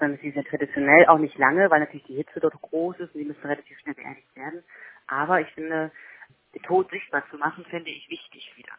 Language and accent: German; Mecklenburg-Vorpommern, Germany; bei uns in Mecklenburg-Vorpommern